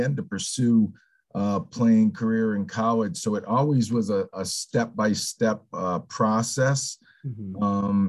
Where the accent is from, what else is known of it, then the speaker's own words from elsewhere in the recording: Northampton, Massachusetts, United States; I grew up in Northampton, so I'm a Western Mass